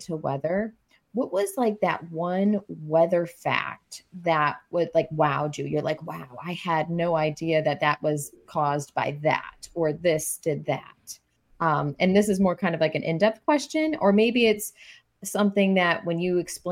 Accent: Rochester, New York, United States; moved away; I grew up in Rochester, New York

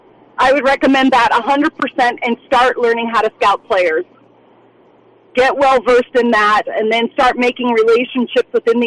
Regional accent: Washington, United States; I grew up in Washington State

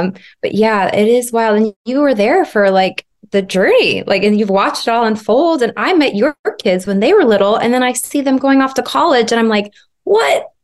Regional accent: Arizona, United States; moved away as an adult; also born or lived in Los Angeles, United States; I moved back to Arizona, my hometown, about six years ago

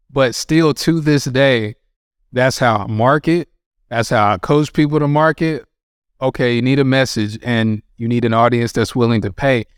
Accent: North Carolina, United States; I grew up in North Carolina

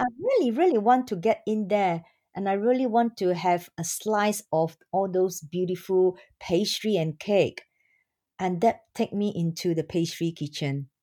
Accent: Singapore; I'm from Singapore

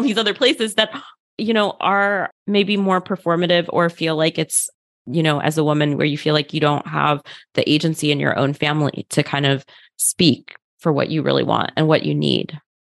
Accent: outside of Philadelphia, Pennsylvania, United States; I grew up in outside of Philadelphia in a pretty white suburb

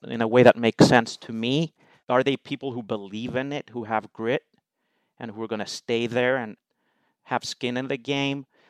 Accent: Greece; moved away as an adult; also born or lived in United Kingdom / United States; I am Greek, so I was born and raised in Greece

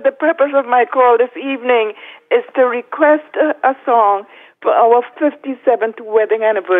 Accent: Trinidad & Tobago; moved away as an adult; we were born and raised in Trinidad. And we migrated here, you know, like 54 years ago.

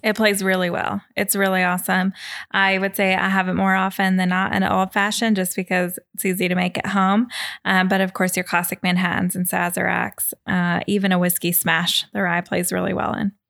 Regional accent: Kentucky, United States; also born or lived in Washington, D.C.; now in Seattle, United States; I was from Kentucky

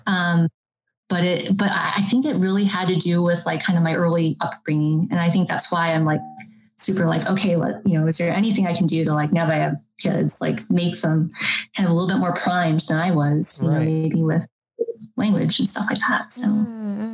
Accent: United States; I was born here in the United States

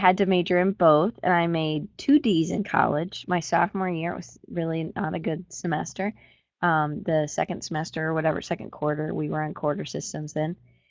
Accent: Atlanta, Georgia, United States; I'm from Atlanta originally

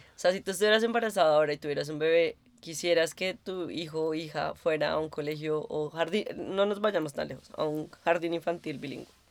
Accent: Bogotá, Colombia; now in Berlin, Germany; creciendo para mí en Colombia, en Bogotá más específicamente

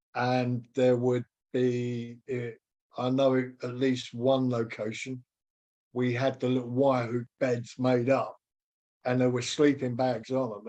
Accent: United Kingdom; being British

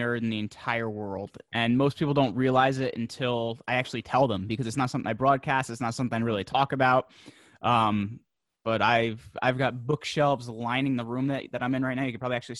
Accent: New York, United States; I'm from the Northeast. I'm just outside of New York City. Though the interesting thing about it is I'm from the part of the state where they can't really tell what part of the country I'm from because I don't really have an accent.

